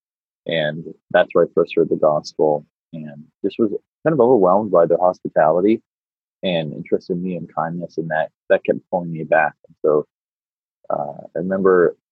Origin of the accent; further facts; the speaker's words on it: Canada; moved away as an adult; now in United States; I'm a Canadian by birth and was raised in Canada until I was about 20, 22. And then me and my wife moved to the States